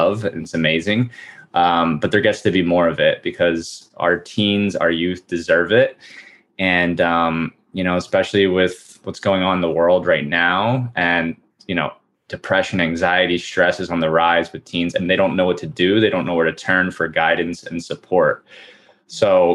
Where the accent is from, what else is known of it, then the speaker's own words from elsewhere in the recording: New Jersey, United States; I grew up in New Jersey